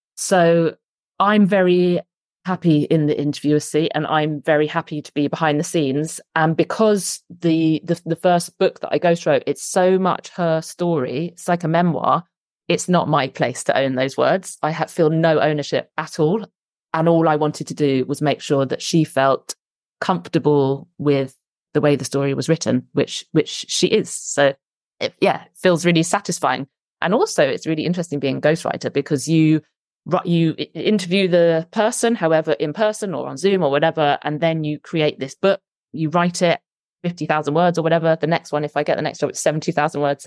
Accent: London, United Kingdom; moved away as an adult; now in Somerset, United Kingdom; I moved from London, where I'm from and where all my family live, to Somerset

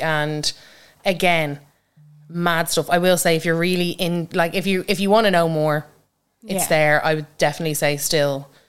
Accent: Ireland; as Irish creators.

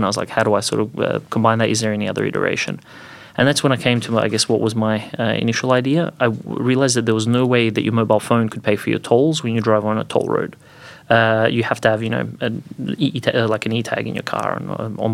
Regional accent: Croatia; moved away as an adult; also born or lived in Bosnia / Zagreb, Croatia / Adelaide, Australia; now in Australia; I was born to Bosnian Muslim parents, grew up in Croatia, live in Australia

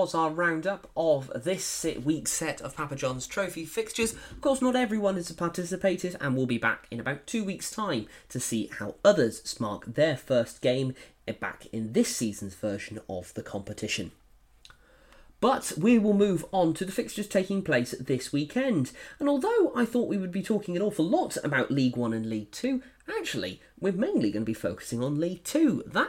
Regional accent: Exeter, South West England, United Kingdom; also born or lived in Somerset; I did actually grow up a lot of my life in and around Exeter, and so technically, as much as I don't like to admit it, I'm actually mainly from Devon as opposed to Somerset.

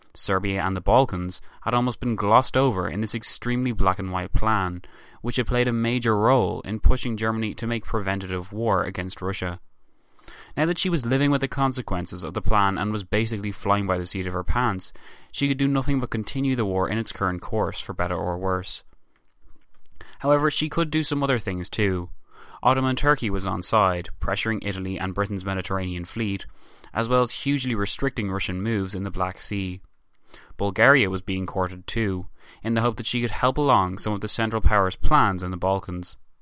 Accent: Ireland; me as an Irish man

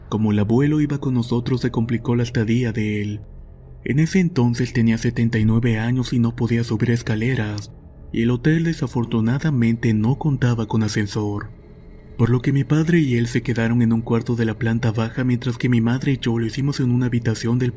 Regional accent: Venezuela; al estado de Mérida aquí en Venezuela, el cual es un destino turístico en mi país muy concurrido.

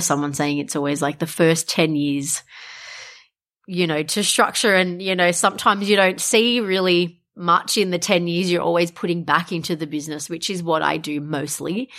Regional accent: Wollongong, New South Wales, Australia; a lot of people don't know that I'm from Wollongong

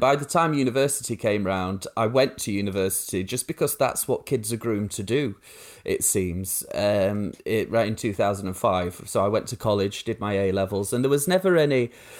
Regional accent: Rotherham, Yorkshire and the Humber, United Kingdom; It's there's a real rise of the far right in Rotherham. So like when I say, oh, I'm from Yorkshire, people think, you know, flat caps and dripping. But no, it was all National Front graffiti and council houses.

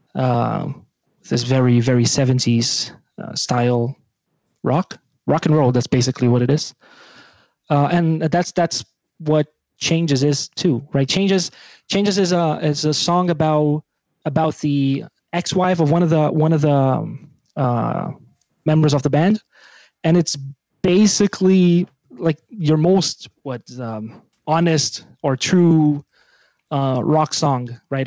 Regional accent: Brazil; English is a second language; now in Belgium; I'm from Brazil

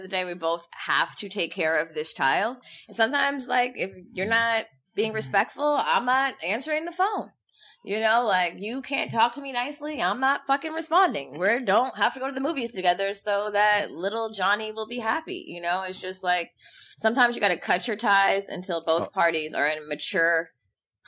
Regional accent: Los Angeles, California, United States; I'm from

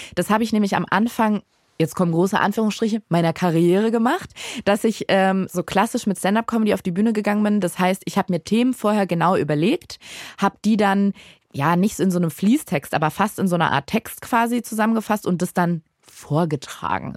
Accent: Berlin, Germany; aus Berlin. Nee, aber davor, also ich bin in Berlin geboren

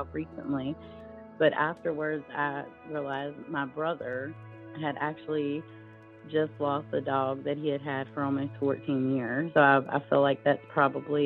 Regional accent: Natural Bridge, Virginia, United States; I am from Natural Bridge, Virginia.

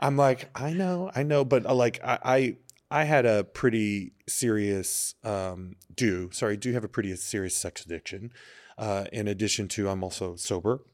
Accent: Texas, United States; also born or lived in Chelsea, New York; now in New York, United States; I'm from Texas

